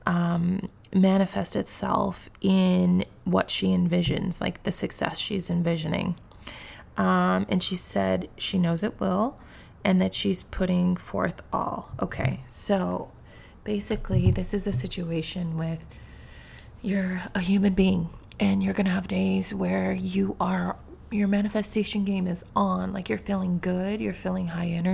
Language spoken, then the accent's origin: English; New York City, New York, United States; Being a New Yorker, I have traveled by subway often